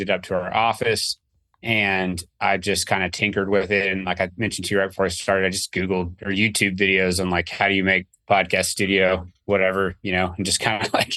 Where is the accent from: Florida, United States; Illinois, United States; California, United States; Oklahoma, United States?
Oklahoma, United States; I'm born and raised in Oklahoma